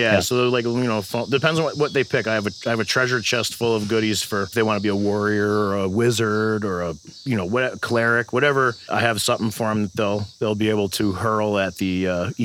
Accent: Milwaukee, Wisconsin, United States; also born or lived in New Jersey; Born in Jersey, grew up mostly in Milwaukee

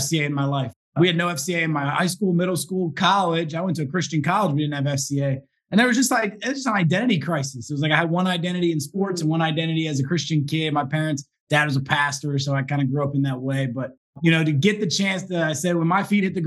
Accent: Baltimore, Washington, D.C. corridor, Maryland, United States; now in Philadelphia suburb, United States; I grew up in the Baltimore, Washington, D.C. kind of corridor area

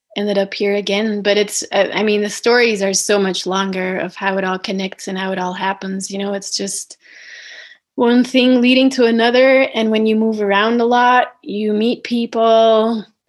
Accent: Belgium; now in United States; I was supposed to return to Belgium, um, my home country of Belgium.

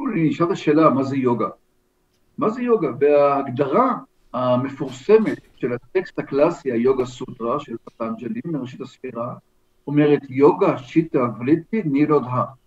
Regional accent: Ramot HaShavim, Central District, Israel; גדלנו ביחד ברמות השבים

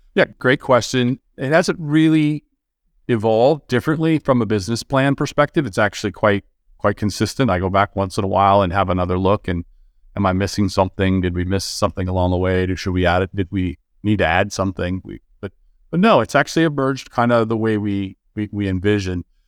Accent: California, United States; I was born and raised in California

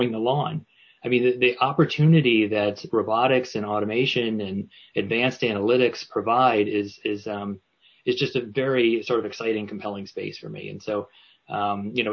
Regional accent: Newport, Rhode Island, United States; my hometown of Newport, Rhode Island

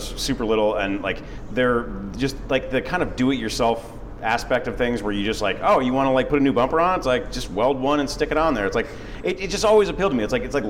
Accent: Detroit, Michigan, United States; now in Los Angeles, United States; I'm a transplant. Like a lot of people in Los Angeles, mm-hmm. I grew up in the Midwest originally. I grew up just outside of Detroit, in the suburbs. Was born and raised there

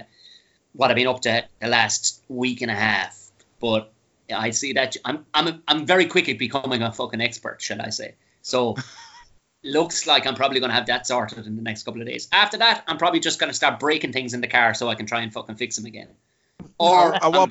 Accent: Tipperary, Munster, Ireland; moved away; I was a redneck from Tipperary

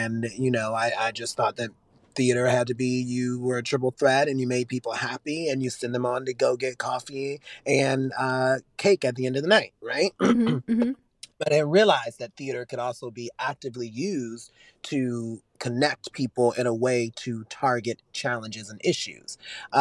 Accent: Richmond, Virginia, United States; I'm from Richmond, Virginia

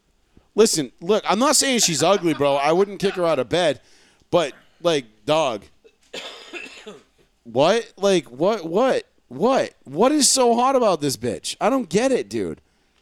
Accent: Ireland; As an Irishman, I said. God fuck the queen and I drank a Guinness.

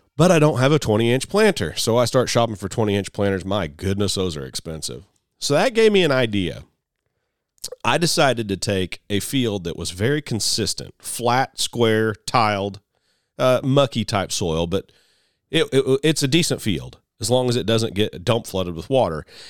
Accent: United States; I'm an American farmer

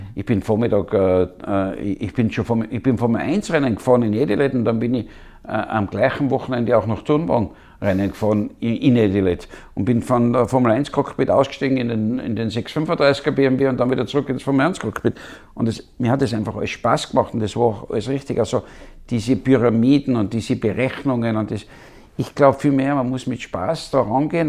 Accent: Wörgl, Tyrol, Austria; ich bin in Würgel aufgewachsen.

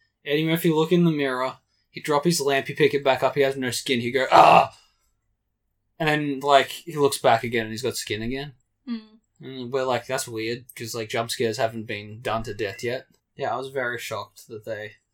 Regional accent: Australia; I'm Australian

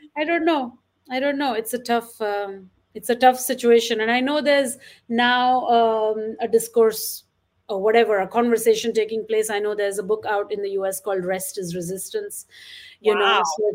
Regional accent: Mumbai, Maharashtra, India; I grew up in Bombay in an apartment

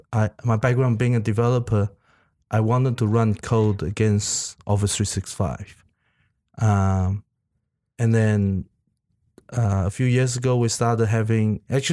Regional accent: Taiwan; English is a second language; also born or lived in New Zealand; now in Sydney, Australia; I was originally from Taiwan, and right. I learned English the American way. And then I went to New Zealand. I was in New Zealand for about 8 years.

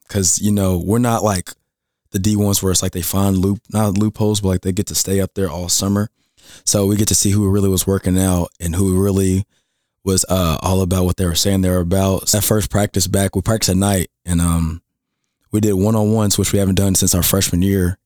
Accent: Jeffersonville, Indiana, United States; also born or lived in Owensboro, Kentucky; I'm from Jeffersonville, Indiana, right next to Louisville

